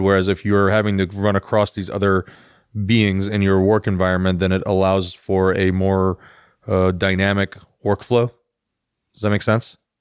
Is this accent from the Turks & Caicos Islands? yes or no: no; Iran; I'm Iranian.